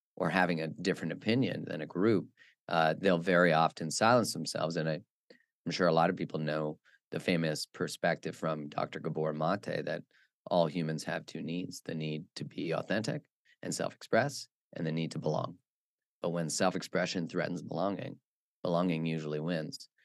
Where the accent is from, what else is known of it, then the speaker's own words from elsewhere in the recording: Alberta, Canada; moved away as an adult; also born or lived in Vancouver; I grew up in the in Alberta, which is in Canada, which is like the Texas of Canada.